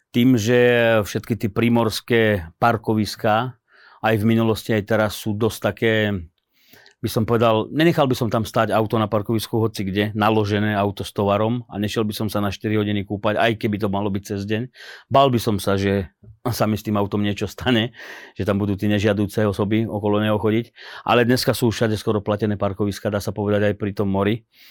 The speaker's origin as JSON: {"language": "Slovak", "country": "Slovakia", "said": "ja som Slovák"}